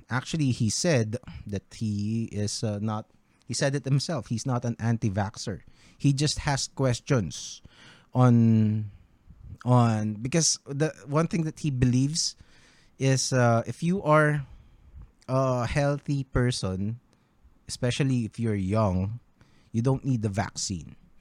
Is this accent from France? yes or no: no; Philippines; our country as Filipinos